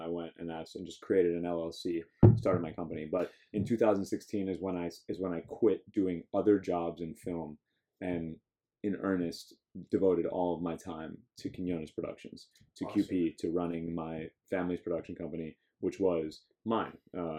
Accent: Miami, Florida, United States; I know people from Miami, I'm from Miami.

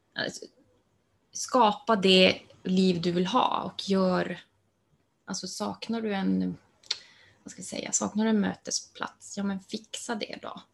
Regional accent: Luleå, Norrbotten County, Sweden; Jag finns i Luleå mm. och mm, där jag är född och uppvuxen.

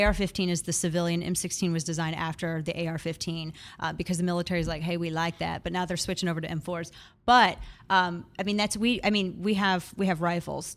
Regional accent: Missouri, United States; now in Texas, United States; my home state is Missouri.

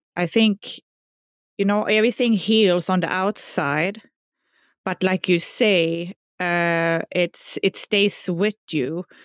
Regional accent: southern Sweden, Sweden; English is a second language; moved away; Well, I grew up in southern Sweden, so, you know, everybody by now can hear my accent, so they know I'm not from America.

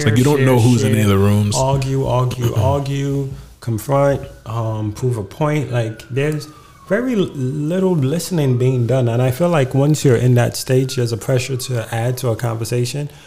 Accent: Nigeria; And I'm like, I'm too Nigerian to. I've survived Nigeria.

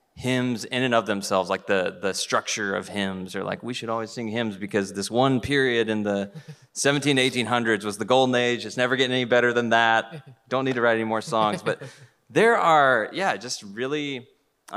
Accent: United States; I'm an American

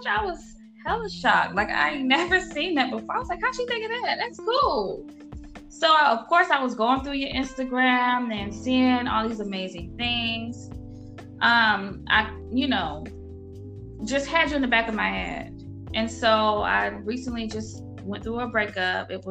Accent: Norfolk, Virginia, United States; moved away as an adult; now in Atlanta, United States; I'm originally from Norfolk, Virginia, but I reside here in Atlanta, Georgia. I might as well be from Atlanta. I've been here for uh, over a decade

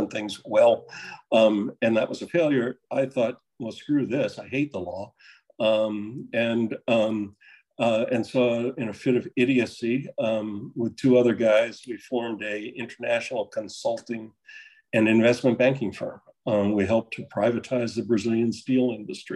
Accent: Dover, Delaware, United States; moved away as an adult; also born or lived in Virginia; I grew up in Dover, Delaware, and a small business family

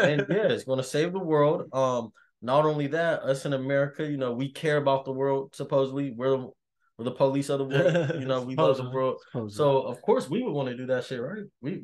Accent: Las Vegas, Nevada, United States; moved away; I'm from Vegas, so, like, yeah, we kind of get this weather around April.

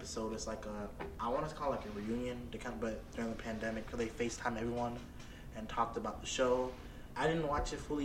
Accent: the South, United States; I'm from the South. I'm from down South

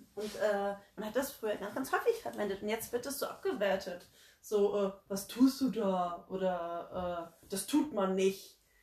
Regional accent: Frankfurt, Hesse, Germany; gebürtige Frankfurterin tatsächlich und auch sehr, sehr stolz darauf

